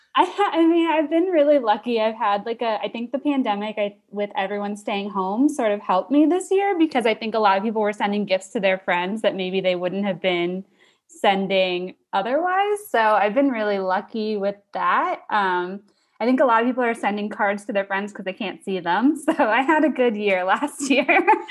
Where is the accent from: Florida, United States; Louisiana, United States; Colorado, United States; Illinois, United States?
Florida, United States; Sarasota; now in Miami, United States; I'm from Sarasota, which is, like, a little bit, it's, like, three hours north on the Gulf Coast of Florida, but I moved to Miami for a job, like, two and a half years ago